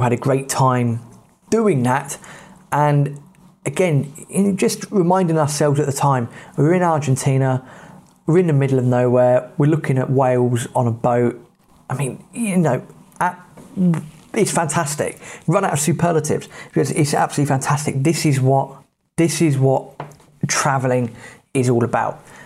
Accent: England, United Kingdom; we're from England

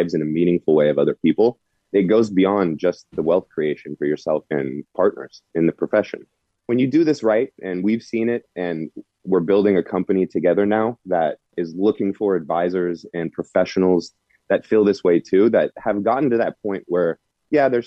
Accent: Walnut Creek, California, United States; moved away as an adult; also born or lived in New York City; I was born in Walnut Creek

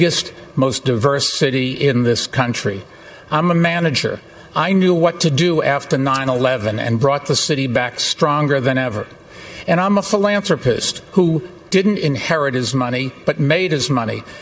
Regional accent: New York City, New York, United States; I'm a New Yorker

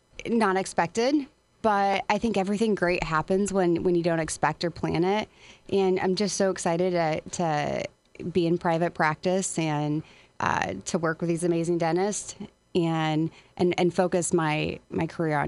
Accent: Springfield, Midwest, United States; moved away as an adult; also born or lived in Florida / St. Louis, Missouri; And I moved back to the Midwest. I'm originally from Springfield.

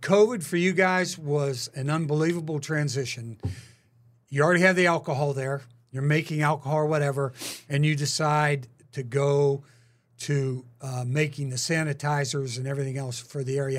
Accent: Pittsburgh, Pennsylvania, United States; also born or lived in Philadelphia / Green Bay / California; now in Kansas City, United States; I wouldn't go back to my hometown in Pittsburgh

